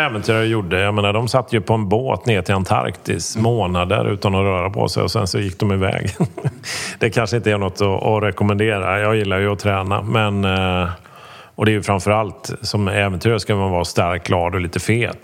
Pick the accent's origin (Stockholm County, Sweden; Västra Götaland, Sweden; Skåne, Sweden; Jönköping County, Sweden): Västra Götaland, Sweden; Gothenburg; jag dessutom då är från Göteborg.